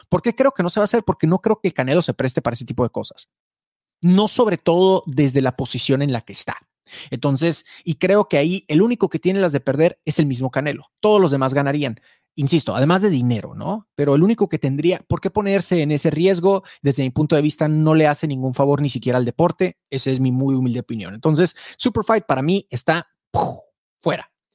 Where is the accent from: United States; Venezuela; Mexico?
Mexico; los mexicanos somos chapitos